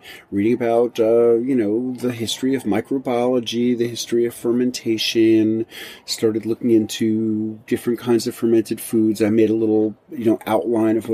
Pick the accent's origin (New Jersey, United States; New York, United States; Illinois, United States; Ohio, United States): New York, United States; New York City; moved away as an adult; also born or lived in rural Tennessee; now in Tennessee, United States; in 1993, I moved from New York City, which was where I was born and raised, to rural Tennessee